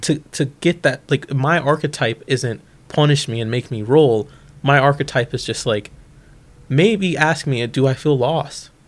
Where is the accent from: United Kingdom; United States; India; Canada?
United States; Bolingbrook, Illinois; Bolingbrook, Illinois, um, which is a western suburb of Chicago